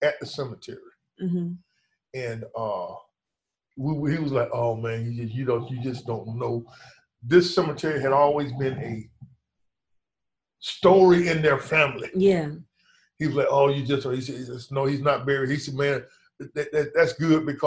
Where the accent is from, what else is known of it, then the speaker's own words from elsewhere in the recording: United States; I grew up in Carver Park, and I would come down to Harlem.